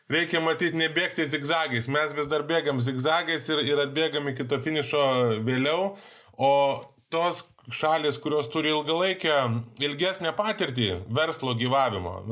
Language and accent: Lithuanian; Lithuania; Mes lietuviai esam sprinteriai tokie